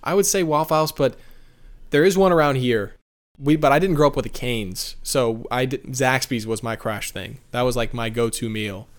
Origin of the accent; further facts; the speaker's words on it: Tallahassee, Florida, United States; moved away; where I grew up in Tallahassee, Florida